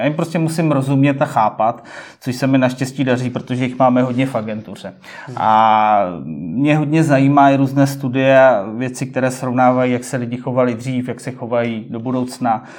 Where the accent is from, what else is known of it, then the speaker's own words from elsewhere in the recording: Prague, Czechia; jsem rodilý Pražák